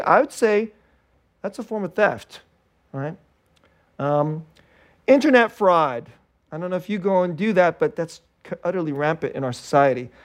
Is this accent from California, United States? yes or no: yes; Bay Area, California, United States; I grew up here in the Bay Area